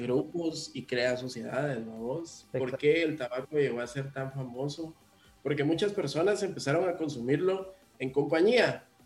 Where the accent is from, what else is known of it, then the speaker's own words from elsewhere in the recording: Guatemala; como guatemalteco